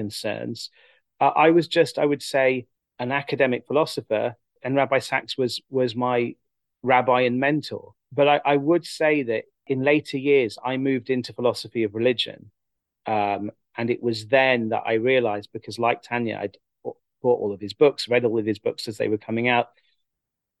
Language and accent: English; England, United Kingdom; growing up in England, as someone interested in philosophy and thought, and was also religious